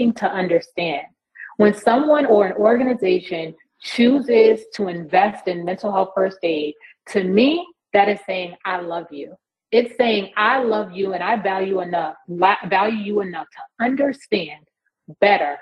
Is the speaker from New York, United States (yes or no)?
yes; New York, United States; moved away; I'm originally from New York